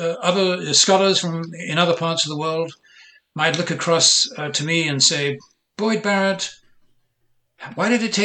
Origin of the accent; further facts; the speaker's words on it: Ireland; now in United States; I was born in Ireland. I was raised with narratives of the Irish Revolution